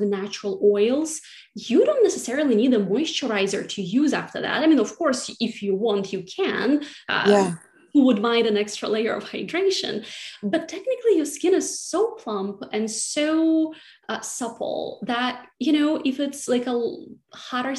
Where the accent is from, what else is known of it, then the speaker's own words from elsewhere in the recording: Siberia, Russia; moved away as an adult; now in New York City, United States; I grew up in Siberia, which is right in the middle of the country